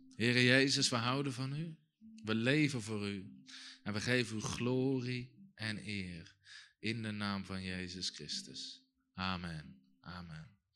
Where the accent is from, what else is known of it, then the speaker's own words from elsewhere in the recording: Netherlands; als Nederlanders